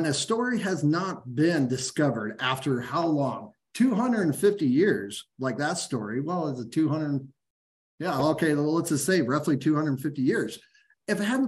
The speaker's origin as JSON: {"language": "English", "town": "Phoenix", "region": "Arizona", "country": "United States", "tie": "born or raised there", "said": "I grew up in Phoenix, Arizona."}